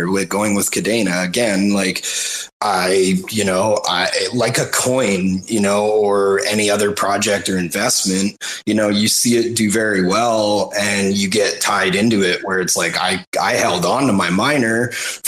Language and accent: English; Victoria, British Columbia, Canada; also born or lived in Vancouver, Canada; I was born in Vic. But yeah, I've been around. I lived in Van for a few years